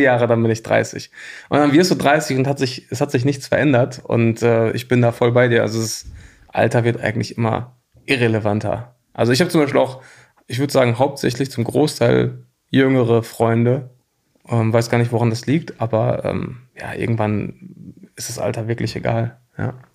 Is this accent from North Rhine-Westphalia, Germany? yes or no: yes; Hattingen, North Rhine-Westphalia, Germany; also born or lived in Bochum / Cologne; Ich äh, bin geboren in Hattingen. Das ist direkt nebenan, kleine Stadt im Ruhrgebiet. Und wenn man da aufwächst, dann ist Bochum so die nächstgrößere Stadt